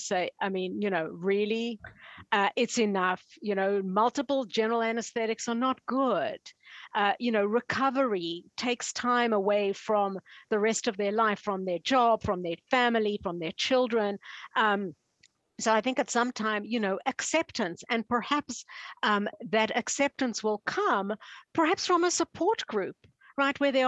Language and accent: English; Canada; I'm from Canada